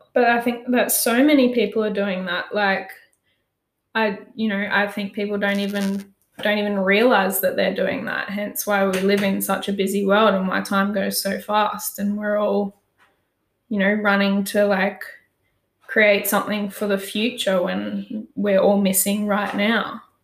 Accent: Pomona, Queensland, Australia; i grew up on the sunshine coast in queensland um, moved through a few different towns growing up, but um, ended up in a little town called Pomona

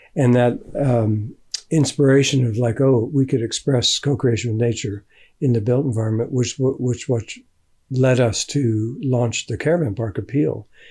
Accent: United States; moved away as an adult; also born or lived in England; now in Findhorn, United Kingdom; I grew up in America

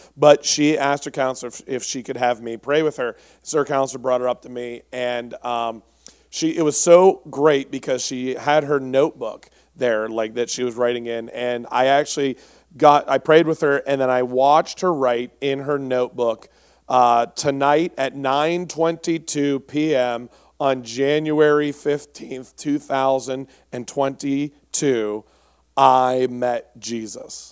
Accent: Pittsburgh, Pennsylvania, United States; I'm from Pittsburgh, um, or around there

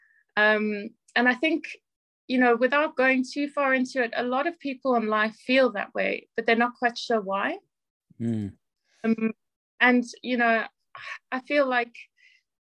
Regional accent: South Africa; now in Northampton, United Kingdom; I'm originally from South Africa

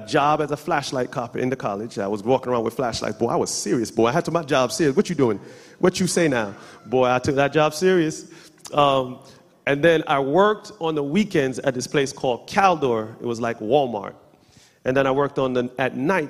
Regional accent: Jamaica; we're Jamaican

